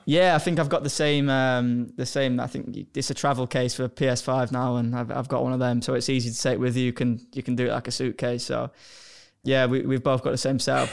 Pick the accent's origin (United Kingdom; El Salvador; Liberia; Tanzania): United Kingdom; Hull, Yorkshire and the Humber; moved away; I'm from Hull